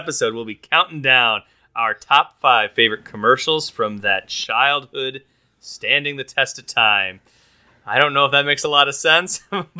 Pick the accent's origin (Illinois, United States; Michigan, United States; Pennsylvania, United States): Michigan, United States; Grand Rapids; it was very much just a small Midwestern dot, and we were lucky to have Gillian Anderson be from our neck of the woods.